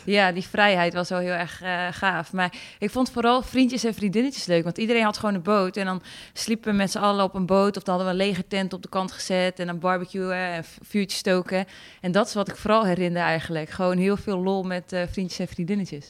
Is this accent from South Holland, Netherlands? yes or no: no; Friesland, Netherlands